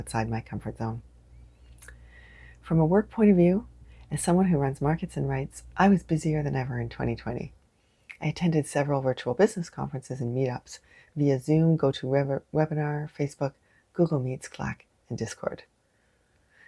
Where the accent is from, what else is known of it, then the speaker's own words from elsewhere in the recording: Canada; I am unapologetically Canadian